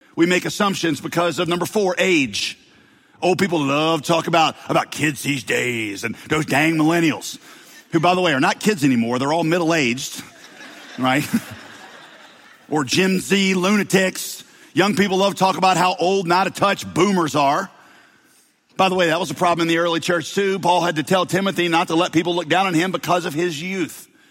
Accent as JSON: {"language": "English", "region": "the South", "country": "United States", "accent": "Southern", "said": "I grew up with a Southern accent, and I still have a little bit of one"}